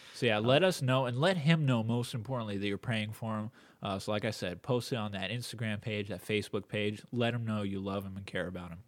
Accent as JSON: {"language": "English", "region": "California", "country": "United States", "tie": "born or raised there", "said": "I was born here in America, in California, during this time."}